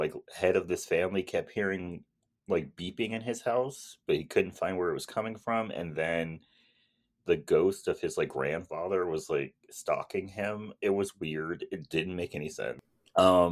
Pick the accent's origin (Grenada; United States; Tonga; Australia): United States; California; I'm from California